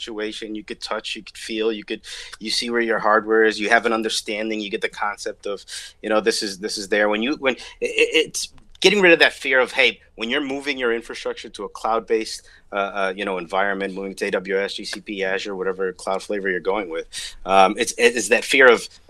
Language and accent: English; New Jersey, United States; hometown New Jersey, and I'm from New Jersey